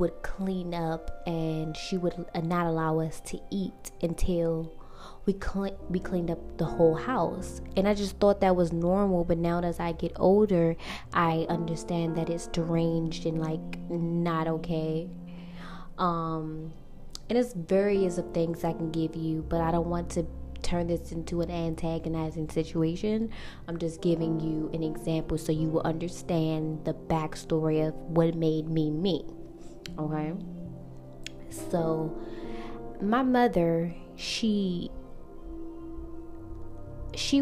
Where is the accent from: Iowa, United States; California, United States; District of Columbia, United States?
District of Columbia, United States; Washington; I'm from Washington, D.C.